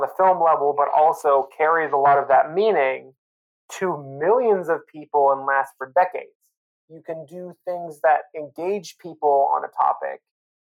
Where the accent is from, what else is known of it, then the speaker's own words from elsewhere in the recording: Spokane, Washington, United States; moved away as an adult; also born or lived in Oregon; I grew up in Eastern Washington, Spokane, Washington